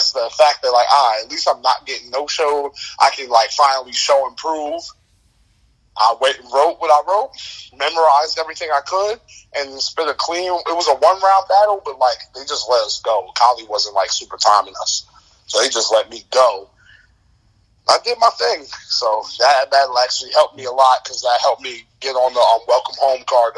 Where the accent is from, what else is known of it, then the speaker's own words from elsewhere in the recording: New Jersey, United States; I'm from Jersey